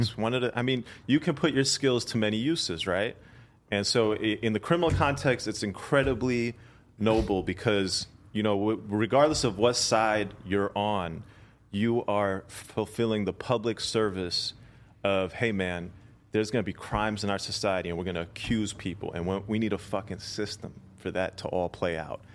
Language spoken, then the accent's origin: English; India; I'm from India